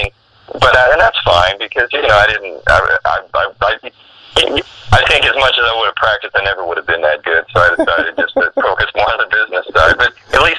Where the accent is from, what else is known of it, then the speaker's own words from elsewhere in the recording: Sacramento, California, United States; also born or lived in Maryland; My dad was in the Air Force, so I was born in Maryland, and then we lived in Sacramento when I was a kid